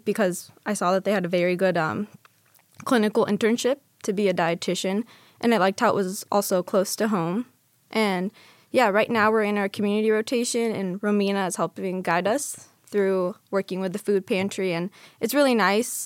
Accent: California, United States; moved away as an adult; now in Las Vegas, United States; I'm originally from California

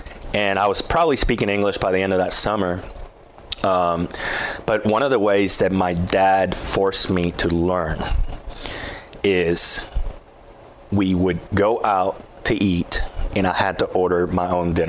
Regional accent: Columbia, Tennessee, United States; born there; I was born in Columbia.

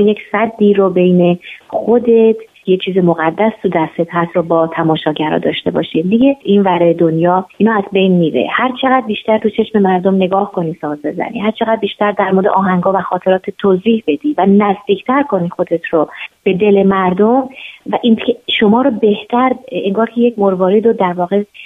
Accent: Iran; moved away; به عنوان یک نوازنده به عنوان یک ایرانی به عنوان یک زن به عنوان یک بهایی

